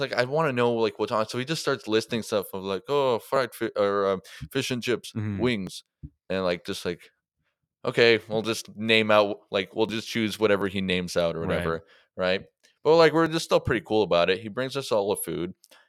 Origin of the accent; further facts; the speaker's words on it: Mississauga, Ontario, Canada; It's like Mississauga, so where I grew up on Colonial and College Way, which everyone just called Ridgeway